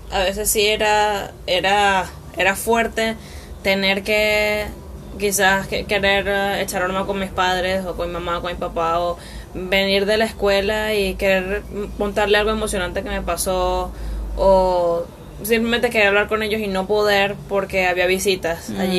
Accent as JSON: {"language": "Spanish", "town": "Caracas", "region": "Capital District", "country": "Venezuela", "tie": "born or raised there", "said": "Y también cabe destacar que las dos nacimos en Caracas."}